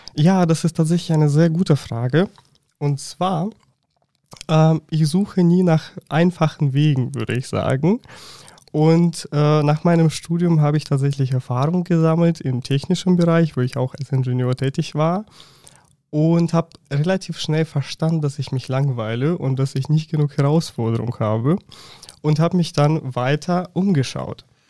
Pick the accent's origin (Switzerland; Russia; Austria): Russia; German is a second language; moved away as an adult; now in Germany; ich komme ursprünglich aus Russland und bin bereits seit neun Jahren in Deutschland